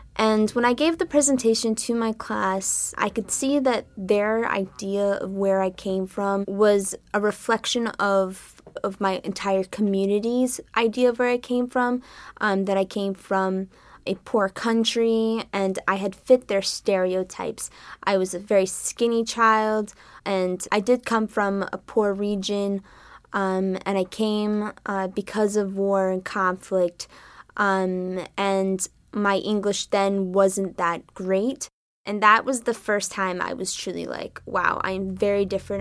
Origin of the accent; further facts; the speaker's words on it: Northeast Kingdom, Vermont, United States; also born or lived in Ethiopia / Orleans, Vermont; now in Upper Valley, United States; I grew up in the Northeast Kingdom